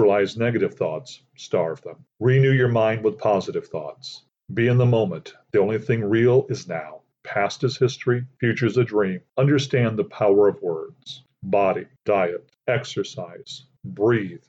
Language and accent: English; Aurora, Illinois, United States; I grew up in Aurora, Illinois, a large city about 45 minutes west of Chicago. I have lived there the majority of my life